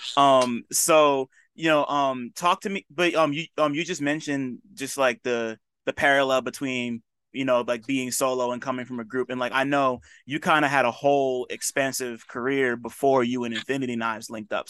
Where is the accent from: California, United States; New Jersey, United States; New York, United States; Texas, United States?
New Jersey, United States; he's about to play my hometown not too soon. Like, he's about to play um in Jersey.